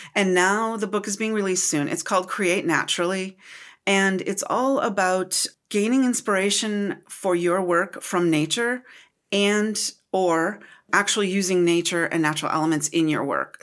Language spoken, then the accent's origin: English; United States; also born or lived in Minnesota; I'm from Wisconsin and Minnesota.